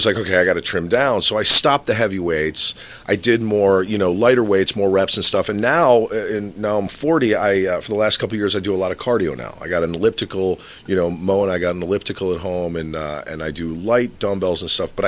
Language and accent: English; Manasquan, New Jersey, United States; moved away; I'm from Manasquan, New Jersey